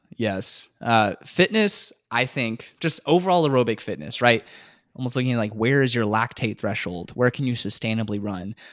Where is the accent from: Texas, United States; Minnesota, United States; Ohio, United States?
Texas, United States; San Antonio; also born or lived in Houston, Texas / Midland, Texas; I grew up here in San Antonio